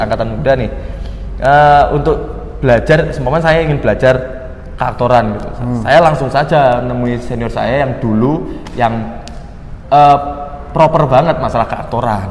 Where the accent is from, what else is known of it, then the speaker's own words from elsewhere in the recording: Blitar, East Java, Indonesia; moved away as an adult; now in Malang, Indonesia; saya perantau dari Blitar. Saya masuk ke Malang ini untuk kuliah